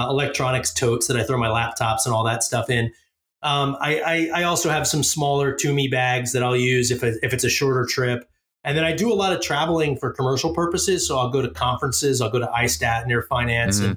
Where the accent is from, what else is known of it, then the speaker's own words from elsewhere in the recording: Philadelphia, Pennsylvania, United States; I grew up in Philly.